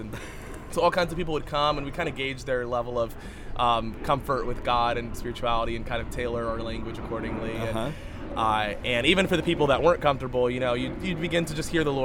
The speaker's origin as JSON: {"language": "English", "country": "United States", "tie": "born or raised there", "said": "I was born here and I was raised here"}